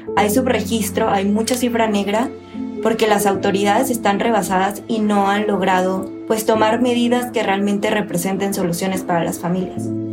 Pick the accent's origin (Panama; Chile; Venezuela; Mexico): Mexico; Monterrey, Nuevo León; born or raised there